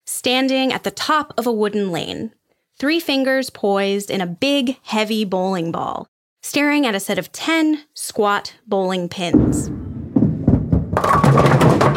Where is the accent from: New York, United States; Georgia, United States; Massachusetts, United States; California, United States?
Massachusetts, United States; Cape Cod; I'm from Cape Cod, Massachusetts, so I grew up playing candlepin